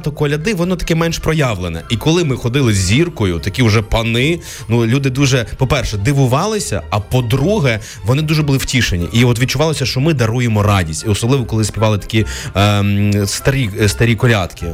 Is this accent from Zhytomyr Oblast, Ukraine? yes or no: yes; Zhytomyr Oblast, Ukraine; moved away; А я з Житомир з Житомирщини